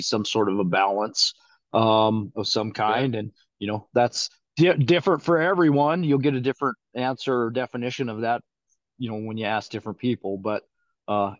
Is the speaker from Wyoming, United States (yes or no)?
yes; Rock Springs, Wyoming, United States; moved away as an adult; now in Northeast Wyoming, United States; I was born and raised in Southwest Wyoming in Rock Springs